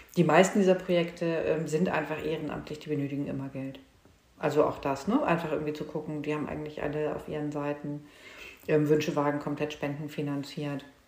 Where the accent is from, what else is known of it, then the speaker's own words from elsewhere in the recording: Hamburg, Germany; moved away as an adult; now in Lübeck, Germany; ich bin Hamburgerin